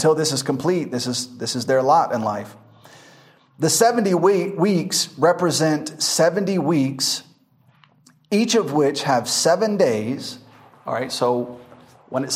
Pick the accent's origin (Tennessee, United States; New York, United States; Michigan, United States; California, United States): Tennessee, United States; Memphis; I'm from Memphis